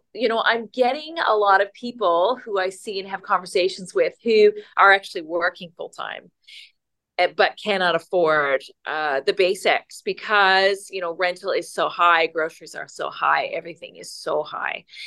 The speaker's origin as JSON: {"language": "English", "region": "Newfoundland and Labrador", "country": "Canada", "moved": "yes", "lives_now": "Richmond Hill, Canada", "said": "I'm originally from Newfoundland"}